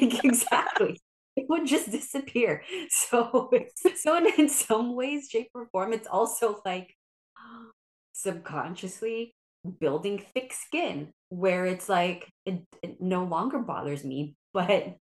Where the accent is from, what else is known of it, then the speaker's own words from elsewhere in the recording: Philippines; And not only am I Filipino, but also I'm an only child.